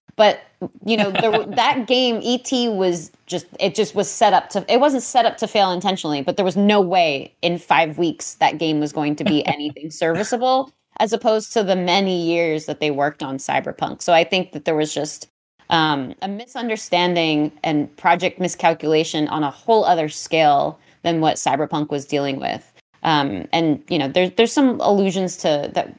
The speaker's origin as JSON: {"language": "English", "town": "New York City", "region": "New York", "country": "United States", "said": "I'm from Queens County"}